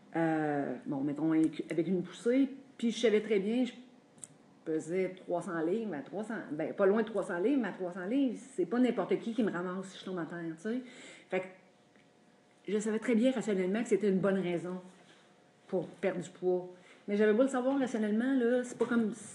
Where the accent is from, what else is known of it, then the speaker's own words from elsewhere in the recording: Drummondville, Quebec, Canada; also born or lived in Montreal; moi, j'ai grandi à Drummondville